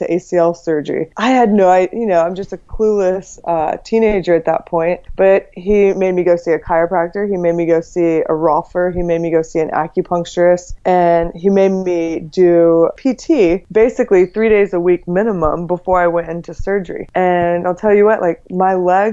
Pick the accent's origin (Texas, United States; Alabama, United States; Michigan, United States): Texas, United States; moved away as an adult; now in California, United States; I grew up in Texas